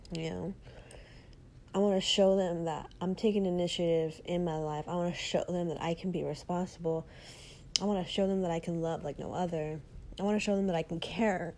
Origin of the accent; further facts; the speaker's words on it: Texas, United States; also born or lived in Austin, Texas; here in my hometown